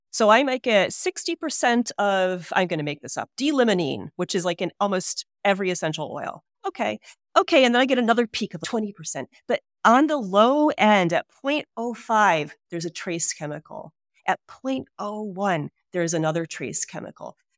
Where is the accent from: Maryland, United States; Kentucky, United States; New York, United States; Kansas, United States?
New York, United States; Hudson Valley; also born or lived in Detroit, Michigan; when I was three years old, we moved to the Hudson Valley of New York.